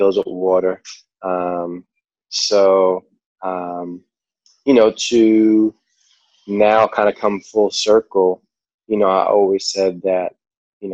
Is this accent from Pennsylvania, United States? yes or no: no; New York, United States; accent: New York; my New York accent